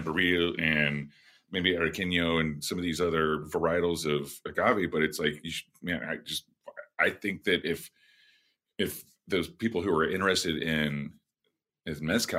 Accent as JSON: {"language": "English", "region": "Southwest", "country": "United States", "also_born_or_lived": "Santa Fe", "said": "I'm from the Southwest."}